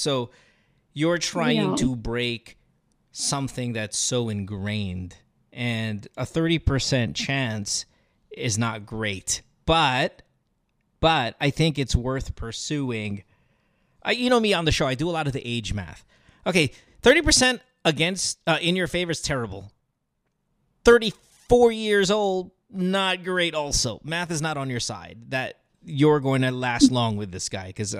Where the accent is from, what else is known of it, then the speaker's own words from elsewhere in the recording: India; Yeah, you know, I get it. I'm Indian too. So not that we pursue any of this shit. I'm not that Indian, but I am familiar enough with the custom.